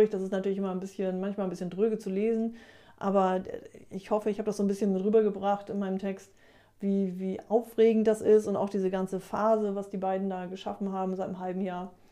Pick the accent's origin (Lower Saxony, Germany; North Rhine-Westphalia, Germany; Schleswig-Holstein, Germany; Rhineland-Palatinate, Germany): Schleswig-Holstein, Germany; Kampen; Also ich bin in Kampen groß geworden.